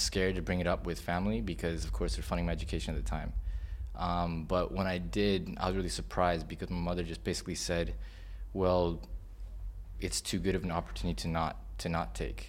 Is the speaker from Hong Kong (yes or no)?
yes; Hong Kong; also born or lived in United States; I came to Hong Kong when I was 7 years old in 92